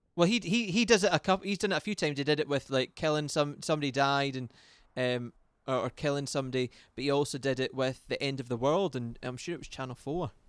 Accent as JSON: {"language": "English", "region": "west coast of Scotland", "country": "United Kingdom", "moved": "yes", "lives_now": "London, United Kingdom", "said": "I'm a Scotsman from the middle of nowhere on the west coast of Scotland, but at the moment I'm occupied in London"}